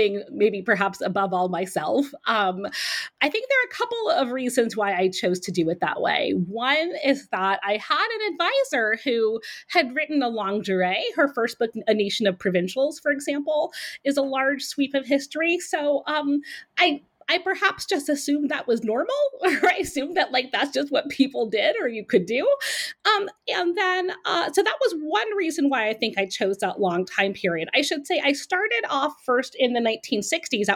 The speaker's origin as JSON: {"language": "English", "region": "Vienna", "country": "Austria", "tie": "born or raised there", "moved": "yes", "said": "I grew up in Vienna, Austria."}